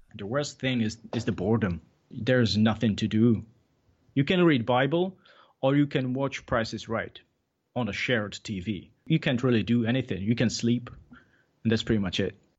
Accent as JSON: {"language": "English", "country": "Czechia", "second_language": "English", "moved": "yes", "said": "I was from Czech Republic"}